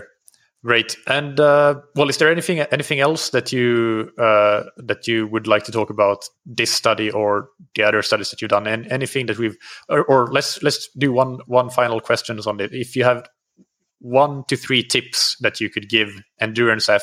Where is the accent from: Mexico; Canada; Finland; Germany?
Finland; growing up in Finland